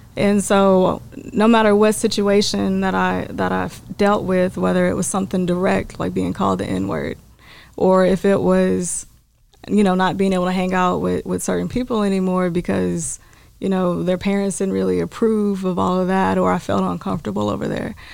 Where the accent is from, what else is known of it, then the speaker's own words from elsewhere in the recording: Terrell, Texas, United States; now in Dallas, United States; I am from East Texas